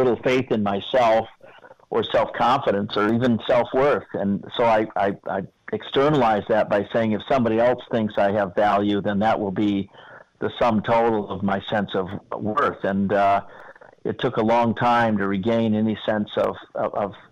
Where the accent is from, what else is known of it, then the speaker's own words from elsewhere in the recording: Owosso, Michigan, United States; moved away; also born or lived in Traverse City, Michigan / New York; I grew up in Owosso, Michigan.